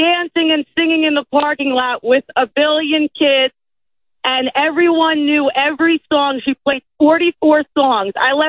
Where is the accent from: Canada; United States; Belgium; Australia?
United States; Merrick, New York; And I grew up in Merrick, and I don't know.